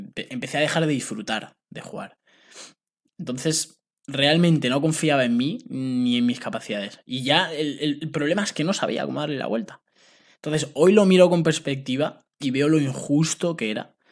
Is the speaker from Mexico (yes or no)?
no; Spain; also born or lived in United States; firmé por una agencia que enviaba futbolistas de aquí de España becados a Estados Unidos